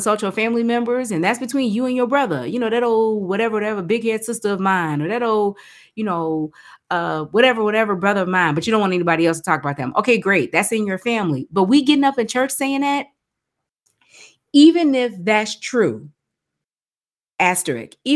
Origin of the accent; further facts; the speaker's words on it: Texas, United States; I wish that someone like a …, we're both from Texas.